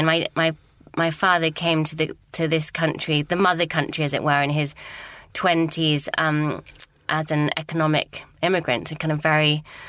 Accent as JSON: {"language": "English", "region": "London", "country": "United Kingdom", "tie": "born or raised there", "said": "In fact, I was born at Hammersmith Hospital, and we are in a studio in Hammersmith right now."}